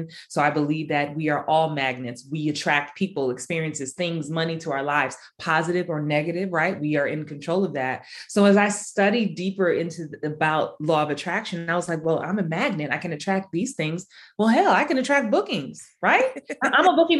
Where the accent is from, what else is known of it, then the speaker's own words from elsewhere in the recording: New York City, New York, United States; I was that kid growing up in the Bronx